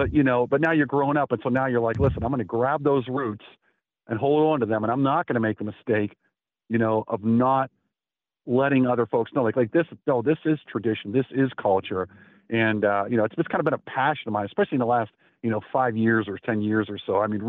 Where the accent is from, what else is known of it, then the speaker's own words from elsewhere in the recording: Pittsburgh, Pennsylvania, United States; when I grew up in Bloomfield, there were a lot of Italians.